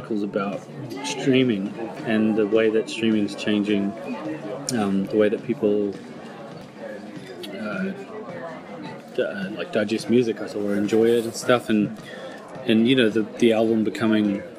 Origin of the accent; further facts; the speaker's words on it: New Zealand; growing up in New Zealand